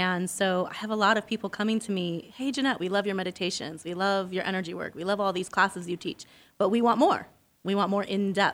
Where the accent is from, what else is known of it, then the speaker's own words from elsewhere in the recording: Arizona, United States; I'm actually from Arizona.